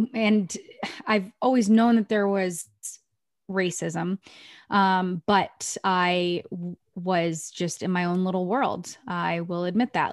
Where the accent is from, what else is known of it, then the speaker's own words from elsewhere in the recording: Maine, United States; moved away; I grew up in Maine